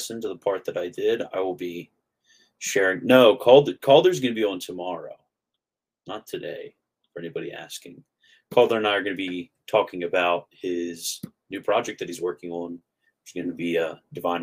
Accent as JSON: {"language": "English", "region": "Maryland", "country": "United States", "tie": "born or raised there", "also_born_or_lived": "Florida", "moved": "yes", "lives_now": "North Carolina, United States", "said": "I grew up in Maryland. Then I was in Florida."}